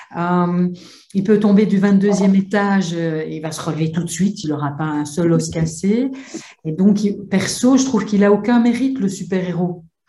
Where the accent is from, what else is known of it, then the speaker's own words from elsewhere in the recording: Belgium; je viens de Belgique